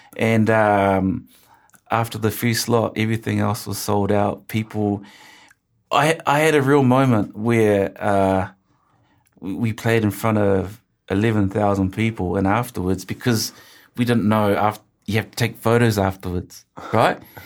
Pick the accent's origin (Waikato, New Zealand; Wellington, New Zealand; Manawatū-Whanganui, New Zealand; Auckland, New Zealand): Auckland, New Zealand; I grew up in Ortara and my favorite show was country calendar